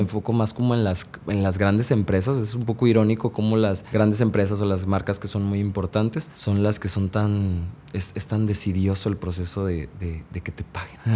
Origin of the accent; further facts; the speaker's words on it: Veracruz, Mexico; moved away as an adult; now in Mexico City, Mexico; Yo soy de Veracruz, del puerto de Veracruz. Trabajé como cuatro años en Veracruz y después decidí este, irme de Veracruz a trabajar a la Ciudad de México.